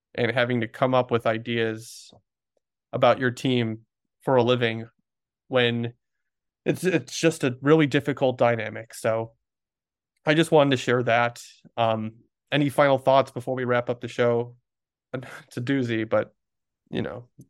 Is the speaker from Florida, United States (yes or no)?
no; Chicago, Illinois, United States; my hometown paper